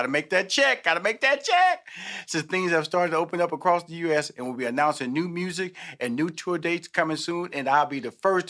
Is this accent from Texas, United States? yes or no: yes; Houston, Texas, United States; because I come from a big family, Molly. You know, I'm from Houston, mm-hmm. Texas. I have 6 sisters, 2 brothers.